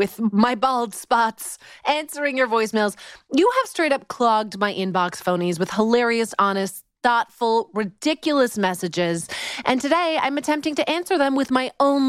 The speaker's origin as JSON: {"language": "English", "town": "Vancouver", "region": "British Columbia", "country": "Canada", "tie": "born or raised there", "moved": "as an adult", "lives_now": "Los Angeles, United States"}